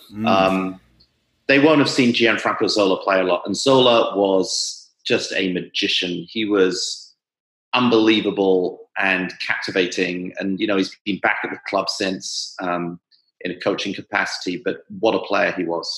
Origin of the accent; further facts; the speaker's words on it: London, United Kingdom; I grew up in South London